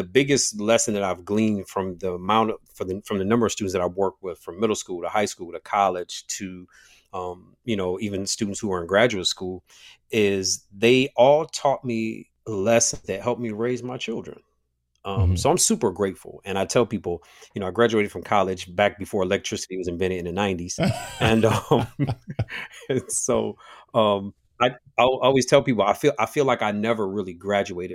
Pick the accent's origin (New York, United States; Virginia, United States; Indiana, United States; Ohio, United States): Ohio, United States; Toledo; Born and raised in Toledo, Ohio, which is Northwest Ohio. Shout out to the 419